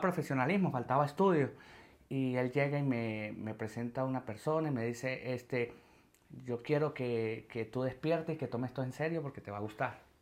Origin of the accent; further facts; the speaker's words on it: Venezuela; moved away as an adult; now in Madrid, Spain; Yo me fui con 21 años, yo me fui en el 2016 de Venezuela